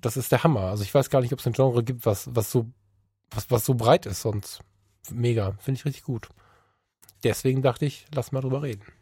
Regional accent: Düsseldorf, North Rhine-Westphalia, Germany; Ich als Düsseldorfer

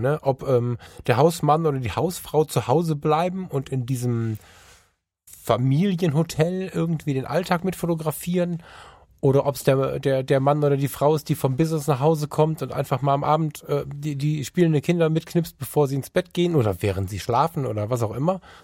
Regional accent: Düsseldorf, North Rhine-Westphalia, Germany; Ich als Düsseldorfer

